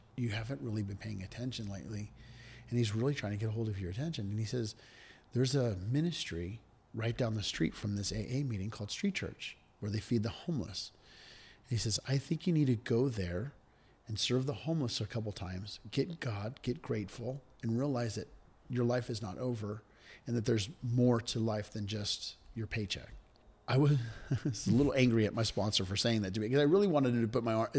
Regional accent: Redwood City, California, United States; also born or lived in Virginia; born and raised in Redwood City.

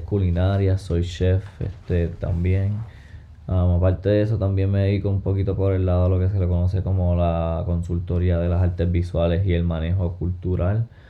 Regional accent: Hormigueros, Puerto Rico; moved away; also born or lived in Santurce, Puerto Rico / Nashville, Tennessee; nací en Santurce, me crié en Hormiguero y en Nashville, Tennessee.

